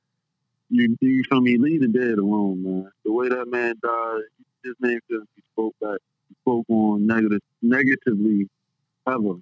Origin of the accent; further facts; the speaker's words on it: New Jersey, United States; the club in Jersey in my hometown